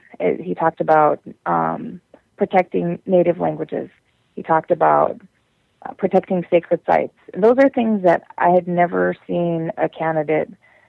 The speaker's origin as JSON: {"language": "English", "region": "the Dakotas", "country": "United States", "tie": "born or raised there", "said": "My great grandmother was Cheyenne, and so we've been all over the Dakotas all my life, and in Denver and Nebraska and up and down that whole corridor"}